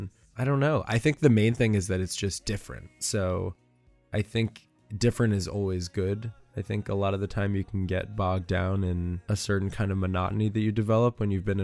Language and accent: English; New York, United States; also born or lived in Nashville, Tennessee; now in Los Angeles, United States; growing up in New York, I was always surrounded by that big city feel.